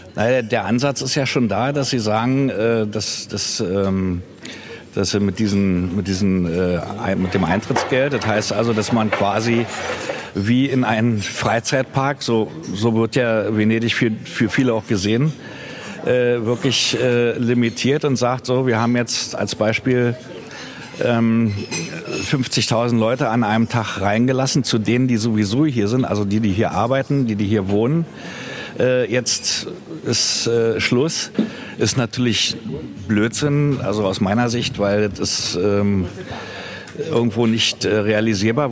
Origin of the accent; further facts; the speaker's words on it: Berlin, Germany; now in Venice, Italy; meiner Heimatstadt Berlin